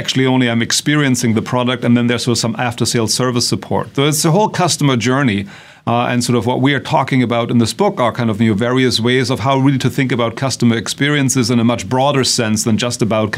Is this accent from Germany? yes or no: yes; Germany; accent: German; English is a second language; moved away as an adult; now in United States; as you will probably tell from our accents, we are both originally from Germany as well. But we've been in this country for a long time